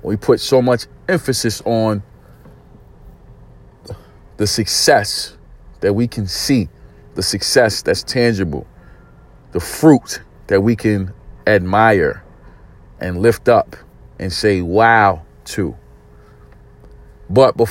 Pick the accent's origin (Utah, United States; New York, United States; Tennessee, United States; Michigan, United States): New York, United States; New York City; I grew up in East New York, Brooklyn